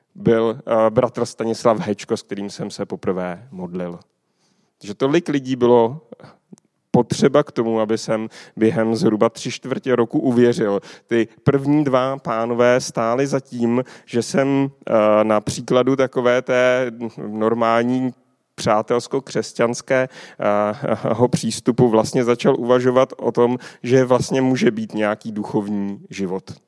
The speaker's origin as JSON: {"language": "Czech", "town": "Kolín", "region": "Central Bohemian Region", "country": "Czechia", "said": "Pocházím tady z Kolína"}